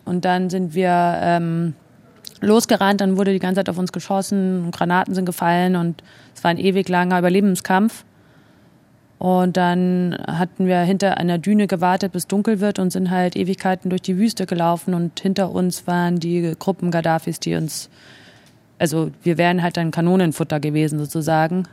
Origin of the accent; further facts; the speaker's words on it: Germany; moved away as an adult; also born or lived in Spain / Italy; warum ich als Deutsche im italienischen Auswärtigen Amt gearbeitet habe